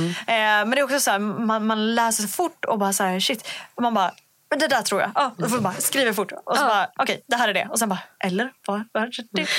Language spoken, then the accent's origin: Swedish; Umeå, Västerbotten County, Sweden; jag kommer från Umeå